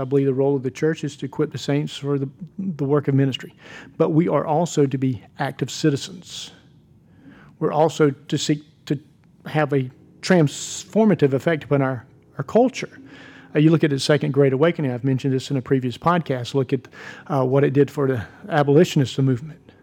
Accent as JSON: {"language": "English", "country": "United States", "said": "I'm a Christian. I'm a pastor. and I'm an American"}